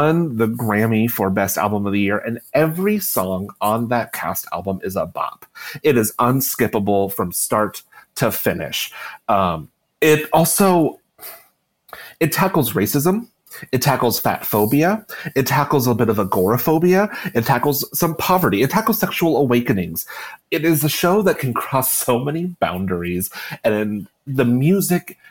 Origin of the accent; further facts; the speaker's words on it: Iowa, United States; I'm from Iowa